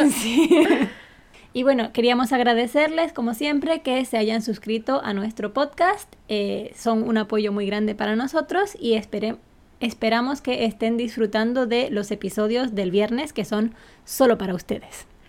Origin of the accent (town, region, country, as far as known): Spain; moved away as an adult; now in Japan